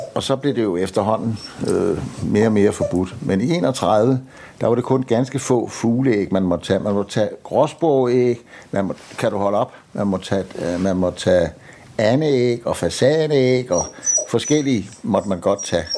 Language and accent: Danish; Præstø, Zealand, Denmark; er jeg født og opvokset på Bøgelandet, nede syd for Præstø